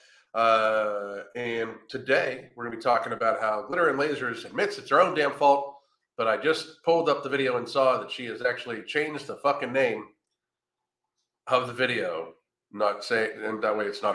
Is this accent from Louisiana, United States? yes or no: no; Pennsylvania, United States; now in Florida, United States; I'm from Pennsylvania